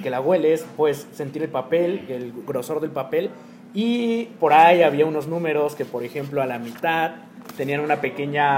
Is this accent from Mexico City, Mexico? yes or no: no; Oaxaca, Mexico; está en mi cultura como mexicano y como oaxaqueño desde que nací?